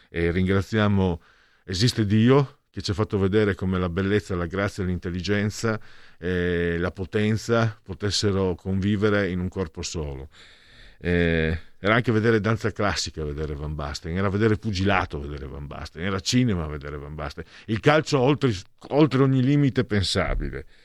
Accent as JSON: {"language": "Italian", "town": "Portogruaro", "region": "Veneto", "country": "Italy", "said": "dalle mie parti di Porto Portoruaro"}